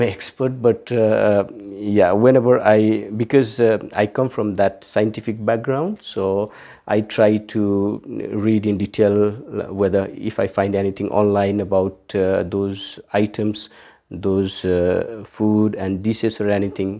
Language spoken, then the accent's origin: English; Kathmandu, Bagmati, Nepal; also born or lived in Saptari, Nepal / Delhi, India; I was brought to Kathmandu, and then Uh, I'm here in Kathmandu for the rest of my life